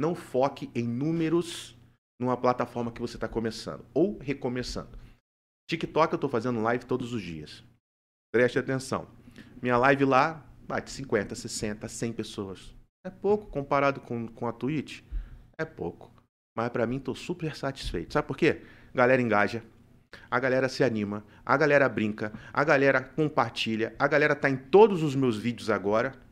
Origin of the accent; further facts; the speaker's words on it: Rio de Janeiro, Brazil; moved away as an adult; now in Maringá, Brazil; sou carioca da Gema.